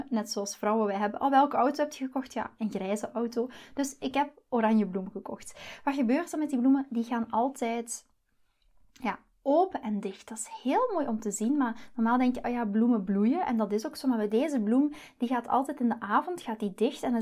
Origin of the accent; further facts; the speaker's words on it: Belgium; now in Netherlands; dus ik moet me een beetje aanpassen als Belg hier in, eh, in Nederland.